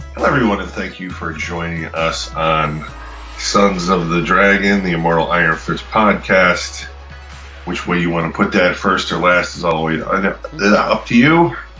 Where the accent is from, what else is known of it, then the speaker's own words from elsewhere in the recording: United States; am unfortunately American